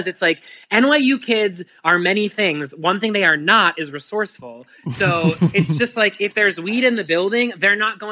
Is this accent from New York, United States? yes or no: no; Pittsburgh, Pennsylvania, United States; moved away; I'm from Pittsburgh